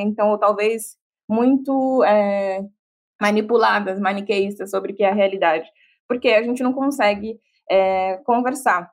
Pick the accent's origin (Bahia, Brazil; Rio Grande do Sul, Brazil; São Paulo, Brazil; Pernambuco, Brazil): Bahia, Brazil; sou baiana